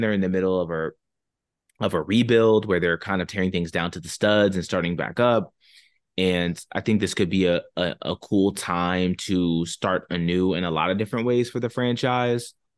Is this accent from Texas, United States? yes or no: no; Maryland, United States; now in Northern Virginia, United States; I grew up in Maryland.